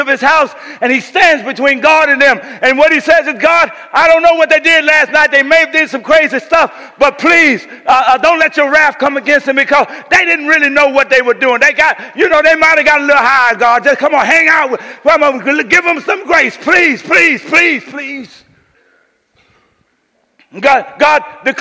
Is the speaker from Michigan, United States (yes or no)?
no; Coushatta, Louisiana, United States; also born or lived in San Francisco, California; I grew up with my granduncle and aunt in Coushatta, Louisiana